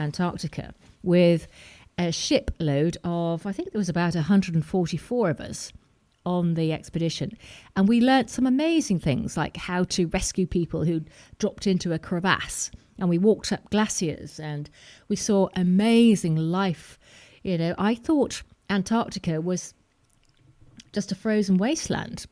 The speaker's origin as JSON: {"language": "English", "town": "Preston", "region": "North West England", "country": "United Kingdom", "tie": "born or raised there", "also_born_or_lived": "Wirral / south of France", "moved": "yes", "said": "I grew up in Preston"}